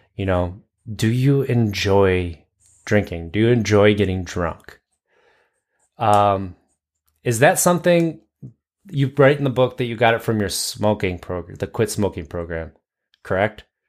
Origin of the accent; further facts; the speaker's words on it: United States; I'm American.